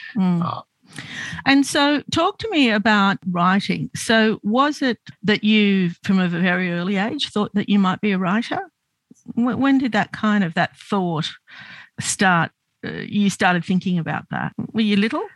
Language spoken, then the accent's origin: English; Australia; I'm Lebanese Australian. So um, my parents immigrated to Australia in the 50s, and I grew up as an outsider